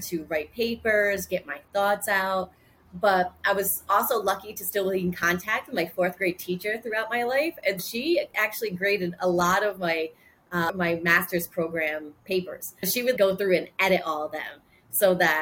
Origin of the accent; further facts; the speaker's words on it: Rhode Island, United States; accent: Bostonian; So I was born and raised in Rhode Island, very close to Boston. So that's why I sound very Bostonian